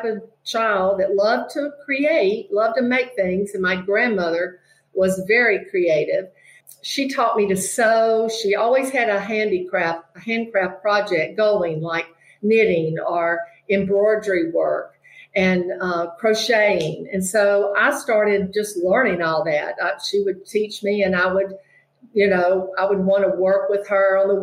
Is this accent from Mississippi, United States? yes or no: yes; Mississippi, United States; moved away; I'm from Mississippi originally